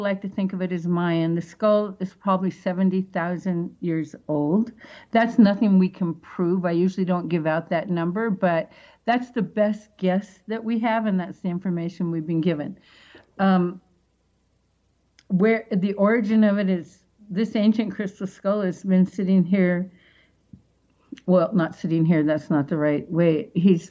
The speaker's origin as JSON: {"language": "English", "town": "Seattle", "region": "Washington", "country": "United States", "tie": "born or raised there", "moved": "yes", "said": "back in Seattle, that's my hometown"}